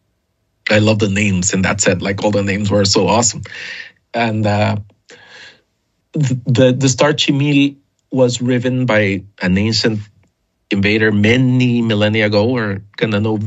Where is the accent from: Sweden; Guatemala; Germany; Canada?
Guatemala; a sculpture I used to see all the time as a kid growing up in Guatemala